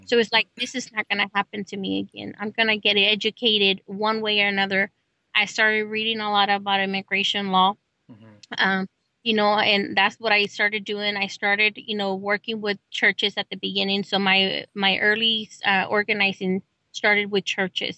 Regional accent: Celaya, Guanajuato, Mexico; also born or lived in Oklahoma; now in United States; I come from Celaya, Guanajuato, Mexico

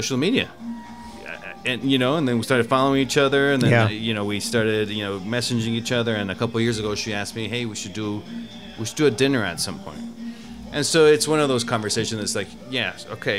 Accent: Mexico; I was born in Mexico, so that was it was a big part of my culture

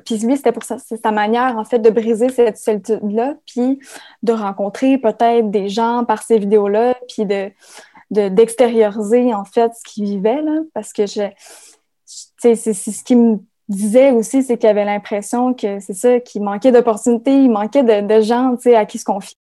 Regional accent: Témiscamingue, Quebec, Canada; moved away as an adult; ma terre natale

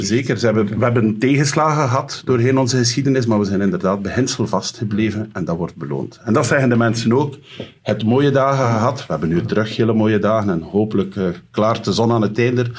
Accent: Roeselare, Flanders, Belgium; mijn thuisstad denken. Een pittig bruidje van Roeselare

